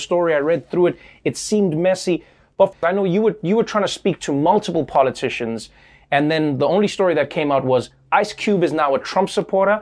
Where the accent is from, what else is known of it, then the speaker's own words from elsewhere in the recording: South Africa; moved away as an adult; now in United States; my life growing up in South Africa